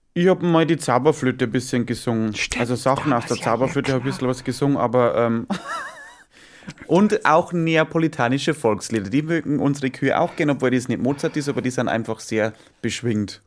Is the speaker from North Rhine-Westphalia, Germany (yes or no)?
no; Bavaria, Germany; bei uns in Bayern